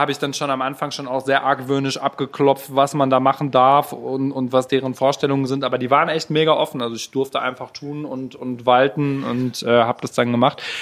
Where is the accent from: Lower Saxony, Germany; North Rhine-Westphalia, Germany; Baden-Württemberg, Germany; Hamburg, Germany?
North Rhine-Westphalia, Germany; Gelsenkirchen; ich komme aus Ückendorf.